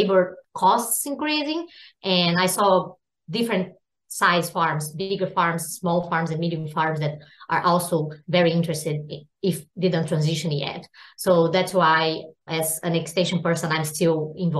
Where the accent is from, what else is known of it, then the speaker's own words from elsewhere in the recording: Brazil; moved away as an adult; now in United States; I'm also from Brazil and went to vet school in Brazil and did my master and PhD back in Brazil